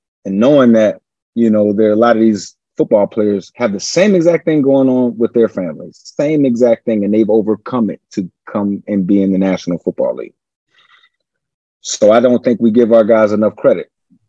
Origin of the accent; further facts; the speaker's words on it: Richmond, Virginia, United States; I'm from Richmond, Virginia, the old capital of the Confederacy.